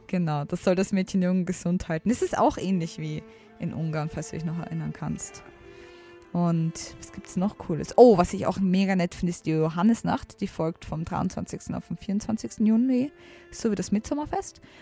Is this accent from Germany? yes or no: no; Austria; ich komme aus der Nähe von Wien, aber schon ein bisschen außerhalb